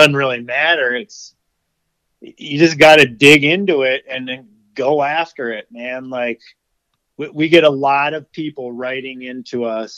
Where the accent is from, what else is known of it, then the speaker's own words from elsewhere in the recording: Edinboro, Pennsylvania, United States; moved away as an adult; also born or lived in Wyoming / Colorado; my hometown, Edinburgh, I still have guys that I graduated with that they're still living right there.